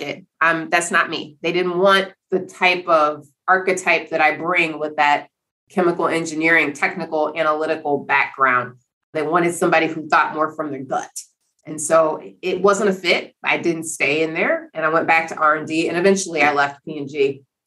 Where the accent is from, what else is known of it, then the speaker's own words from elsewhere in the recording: Cleveland, Ohio, United States; I grew up in Cleveland, Ohio.